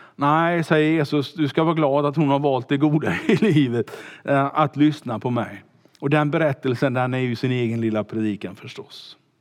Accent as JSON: {"language": "Swedish", "town": "Kungälv", "region": "Västra Götaland", "country": "Sweden", "tie": "born or raised there", "said": "skulle bli pastor som 19-åring eh, hemma i Kungälv"}